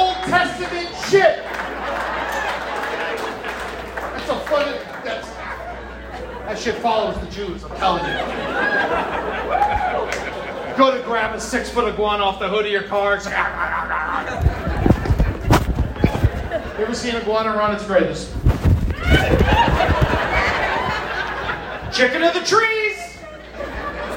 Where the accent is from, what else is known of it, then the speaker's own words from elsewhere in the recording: Florida, United States; moved away; also born or lived in Orlando, Florida / Boca Raton, Florida / Deerfield Beach, Florida / Pompano Beach, Florida; I lived in Florida. I was born in Orlando. I went to Boca, Deerfield, Pompano. Thank God I got out. And in Tallahassee, and you know, then I moved to New York, and then